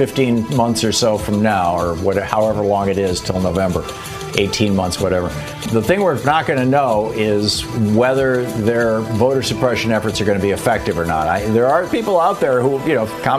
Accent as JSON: {"language": "English", "region": "Michigan", "country": "United States", "tie": "born or raised there", "said": "the people that I knew growing up in the Michigan militia"}